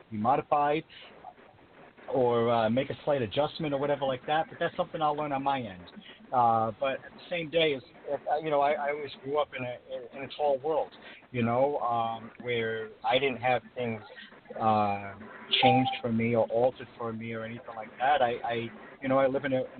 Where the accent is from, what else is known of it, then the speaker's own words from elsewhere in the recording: Rhode Island, United States; my home state of Rhode Island